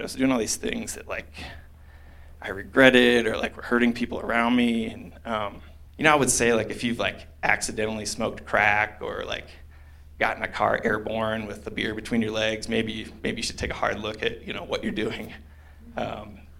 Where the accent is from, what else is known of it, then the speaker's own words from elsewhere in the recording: Iowa, United States; moved away as an adult; also born or lived in Denver; now in Colorado, United States; as I grew up, of course, I was living in Iowa